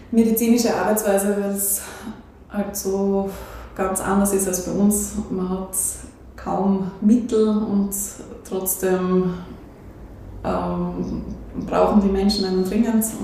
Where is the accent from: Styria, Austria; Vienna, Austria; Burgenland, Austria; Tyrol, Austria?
Styria, Austria; Hartberg; Ähm, also ich bin schon in Hartberg aufgewachsen. Mein Vater hat die Praxis vor mir geführt.